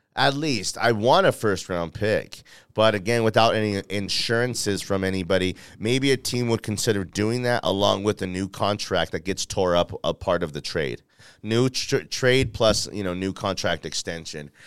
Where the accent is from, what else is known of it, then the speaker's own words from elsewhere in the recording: Denver, Colorado, United States; I'm from Denver, Colorado